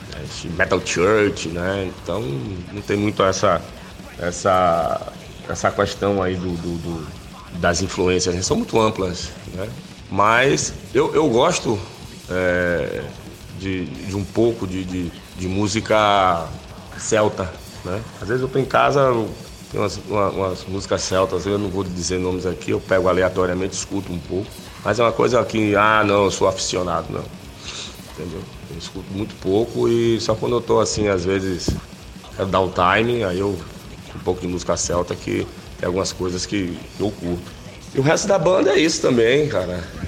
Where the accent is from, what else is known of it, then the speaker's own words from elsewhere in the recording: interior of a state in the Northeast, Bahia, Brazil; Nós somos do Nordeste, nós sabemos né, o que acontece. Somos do interior, né? De um estado do Nordeste